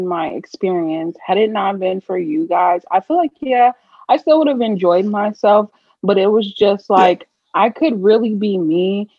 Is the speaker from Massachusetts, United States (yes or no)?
no; Indiana, United States; moved away as an adult; also born or lived in Puerto Rico; where I grew up, we're about business in Indiana